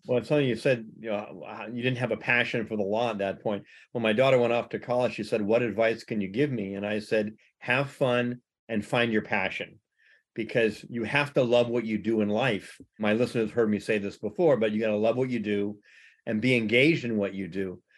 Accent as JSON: {"language": "English", "country": "United States", "tie": "born or raised there", "said": "I grew up in America."}